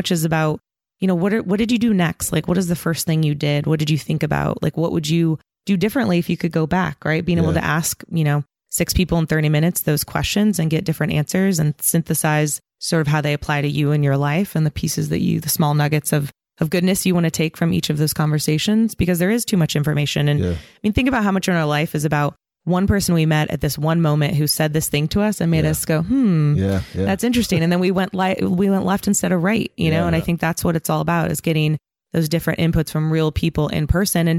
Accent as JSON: {"language": "English", "town": "San Diego", "region": "California", "country": "United States", "tie": "born or raised there", "also_born_or_lived": "Hesperia, California / San Francisco, California", "said": "I grew up in San Diego and a place called Hesperia, Inland Empire"}